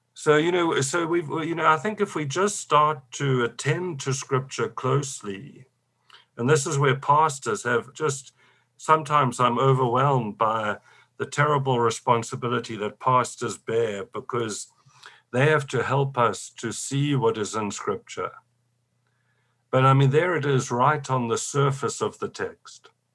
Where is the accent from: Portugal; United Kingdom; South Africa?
South Africa; I come from South Africa